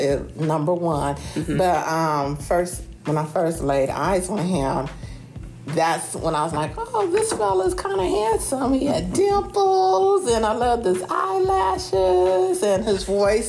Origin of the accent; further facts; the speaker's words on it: Carson, California, United States; moved away as an adult; also born or lived in Springfield, Ohio; now in Templeton, United States; I'm from Springfield, Ohio, um, transplanted to the Southern California city of Carson when I was about seven or eight years old. I grew up in um, the LA County